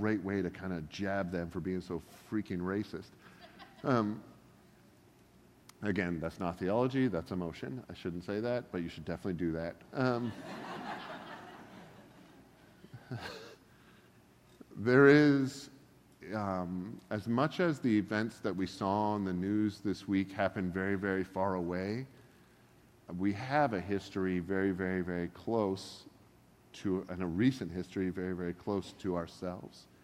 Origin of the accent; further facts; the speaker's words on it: Oregon, United States; I'm from Oregon